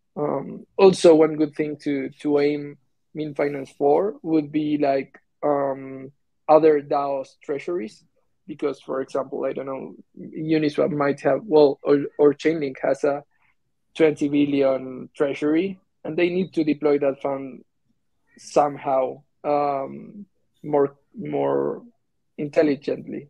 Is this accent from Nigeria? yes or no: no; Argentina; I'm from Argentina